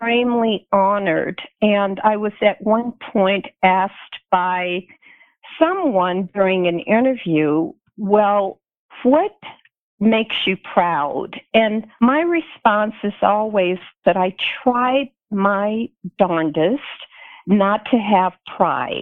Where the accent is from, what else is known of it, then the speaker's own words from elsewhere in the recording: Tuscaloosa, Alabama, United States; moved away as an adult; also born or lived in Colorado; I grew up in Tuscaloosa, Alabama